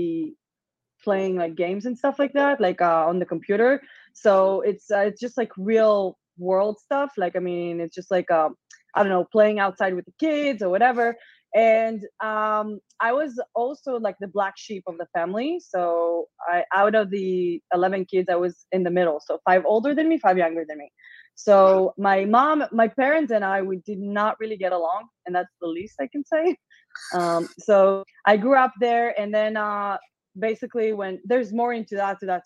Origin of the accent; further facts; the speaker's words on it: Israel; English is a second language; moved away as an adult; also born or lived in Las Vegas, United States; now in Austin, United States; I'm from Israel, not from a regular like family